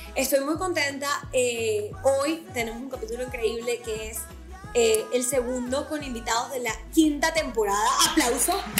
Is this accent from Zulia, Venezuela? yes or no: yes; Maracaibo, Zulia, Venezuela; now in United States; yo soy de Maracaibo